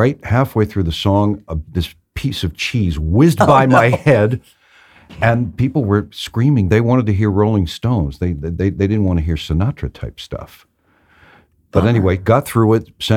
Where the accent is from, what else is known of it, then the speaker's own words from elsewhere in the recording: New York City, New York, United States; growing up in New York City, my father took me to a lot of jazz clubs